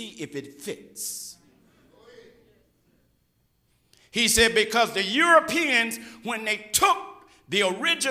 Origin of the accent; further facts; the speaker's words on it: Georgia, United States; moved away as an adult; also born or lived in Los Angeles; I'm from Georgia